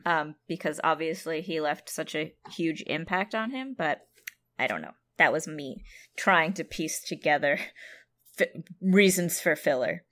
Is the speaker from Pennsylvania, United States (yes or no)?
no; San Jose, California, United States; my hometown of San Jose, California